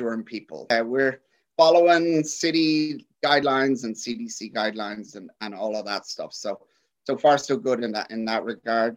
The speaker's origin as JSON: {"language": "English", "town": "Dublin", "region": "Leinster", "country": "Ireland", "tie": "born or raised there", "moved": "yes", "lives_now": "Kansas City, United States", "said": "my hometown of Dublin"}